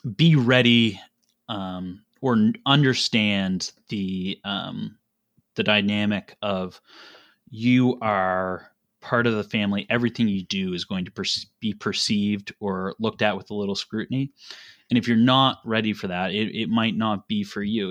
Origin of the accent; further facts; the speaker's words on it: Nova Scotia, Canada; moved away as an adult; now in Kitchener, Canada; I grew up in Nova Scotia, um, in a family business